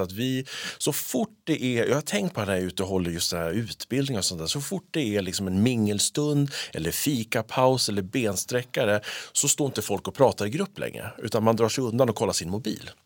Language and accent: Swedish; Sweden; vi är svenskar.